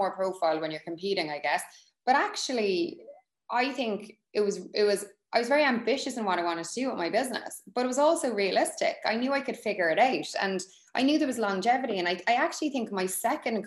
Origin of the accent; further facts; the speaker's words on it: Cork, Munster, Ireland; we're both from Cork